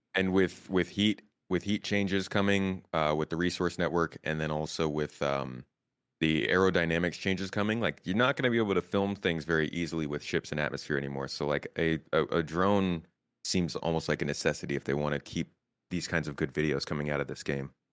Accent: United States; now in Turkey; they can tell I'm American

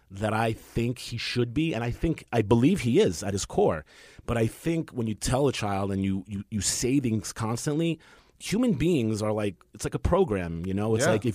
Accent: New York City, New York, United States; I grew up in Queens.

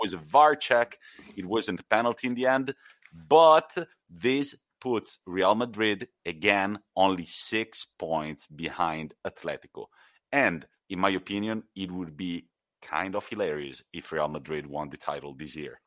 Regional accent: Italy; my home country

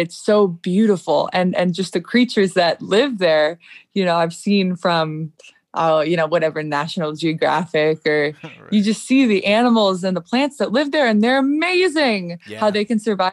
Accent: Chicago, Illinois, United States; moved away; I'm from Chicago originally

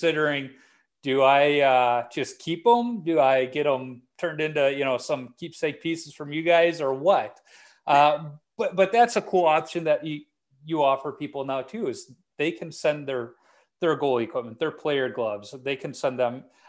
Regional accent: Chicago, Illinois, United States; growing up in Chicago in the era I did

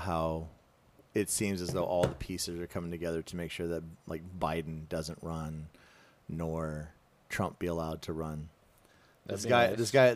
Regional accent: South Carolina, United States; I grew up in Redneck, South Carolina

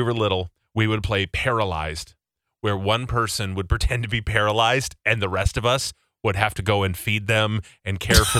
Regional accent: New Jersey, United States; My cousin grew up on a farm, but I grew up in Jersey.

